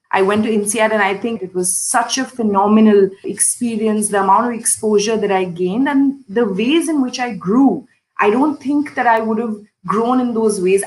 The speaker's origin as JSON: {"language": "English", "country": "India", "tie": "born or raised there", "moved": "as an adult", "lives_now": "Indonesia", "said": "growing up in India"}